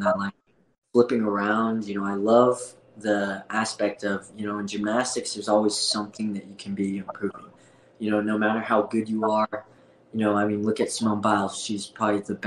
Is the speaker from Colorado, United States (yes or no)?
yes; Fort Collins, Colorado, United States; also born or lived in South Korea / Denver, Colorado; I got adopted to, you know, a farmhouse in Fort Collins, Colorado.